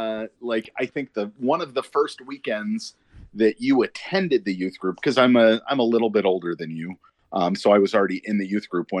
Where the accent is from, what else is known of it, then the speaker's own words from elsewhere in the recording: Washington Township, Michigan, United States; So I grew up in Washington Township, Michigan, is what I tell them. If you get your right hand and look at your palm, you're looking at the map of Michigan, and I grew up in the pad of your thumb.